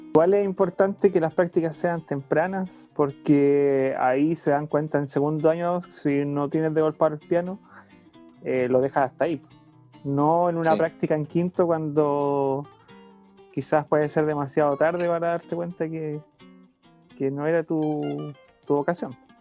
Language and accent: Spanish; Pucón, Araucanía, Chile; nosotros somos de Pucón, nacimos y criamos, nos criamos en Pucón, estudiamos en Villarrica